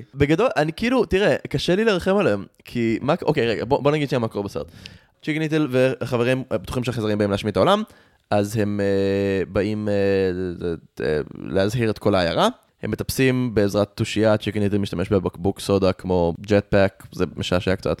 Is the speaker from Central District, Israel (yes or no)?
yes; Rehovot, Central District, Israel; also born or lived in United States; אני גדלתי ברחובות